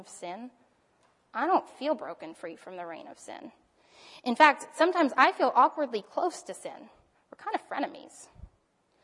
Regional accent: United States; I grew up as an American with American advertising

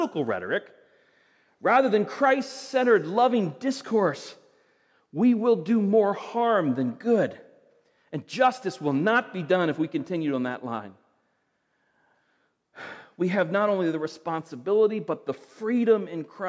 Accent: United States; I'm an American

